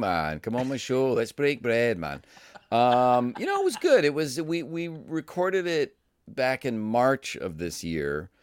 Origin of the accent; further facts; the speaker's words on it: Cleveland, Ohio, United States; for a lot of Midwestern people, you know, growing up in Cleveland